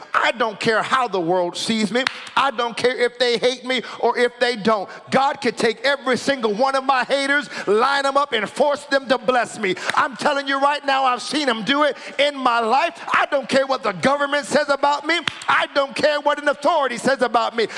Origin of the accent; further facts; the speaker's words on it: United States; now in Canada; America, where I am from